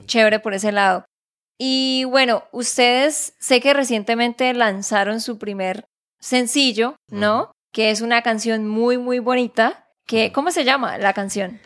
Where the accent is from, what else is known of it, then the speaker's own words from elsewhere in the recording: Santander, Colombia; de Santander, Colombia